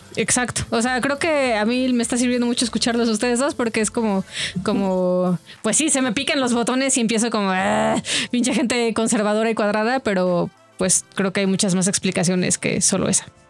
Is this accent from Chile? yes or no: no; Yucatán, Mexico; moved away; also born or lived in Toluca; el contexto en el que yo crecí, o sea, en Yucatán, incluso en Toluca